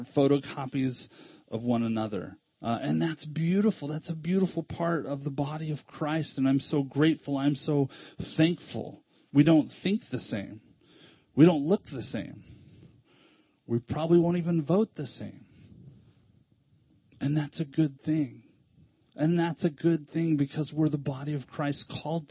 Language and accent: English; United States; an American